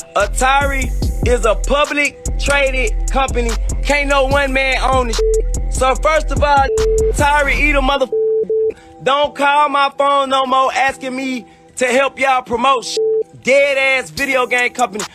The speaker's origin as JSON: {"language": "English", "region": "New York", "country": "United States", "tie": "born or raised there", "said": "Uptown, Big Bronx."}